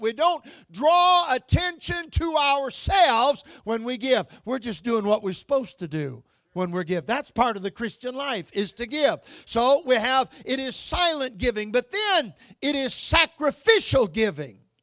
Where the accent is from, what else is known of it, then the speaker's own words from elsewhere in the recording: Michigan, United States; moved away; I was born and raised in Michigan